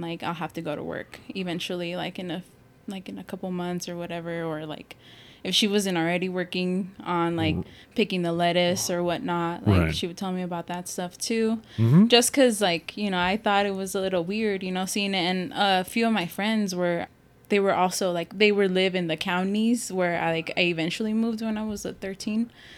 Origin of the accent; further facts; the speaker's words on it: Summerton, South Carolina, United States; well, I grew up in Summerton, you know, obviously.